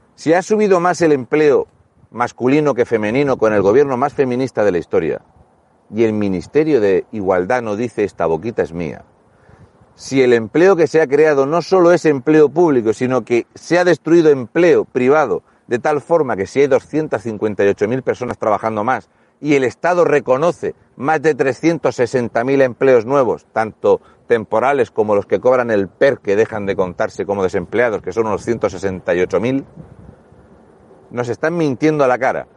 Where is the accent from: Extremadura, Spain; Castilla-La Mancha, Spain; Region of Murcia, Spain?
Region of Murcia, Spain; Fuente Álamo; also born or lived in Mazarrón / Cartagena; Yo soy de Fuente Álamo, vivo actualmente en Mazarrón y he cursado mis estudios en Cartagena.